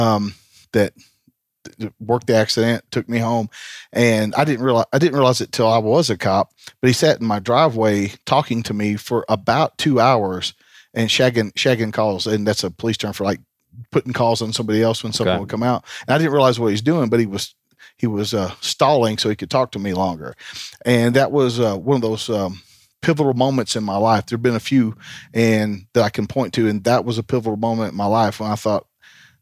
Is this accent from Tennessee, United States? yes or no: yes; Tennessee, United States; Tennessee's home